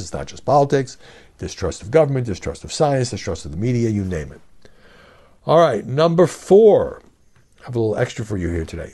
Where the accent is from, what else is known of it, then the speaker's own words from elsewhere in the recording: United States; as an American citizen